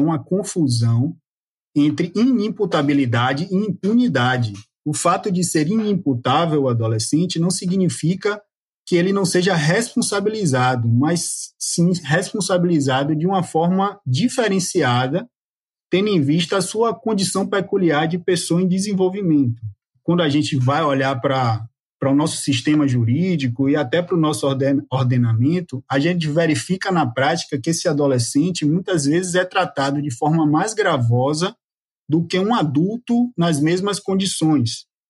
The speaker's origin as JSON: {"language": "Portuguese", "region": "Bahia", "country": "Brazil", "said": "nós que somos baianos"}